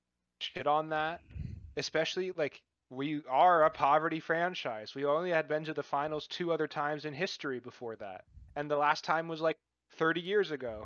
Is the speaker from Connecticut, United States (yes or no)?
no; Seattle, Washington, United States; I was born in Seattle. So I'm a Seahawks fan as well.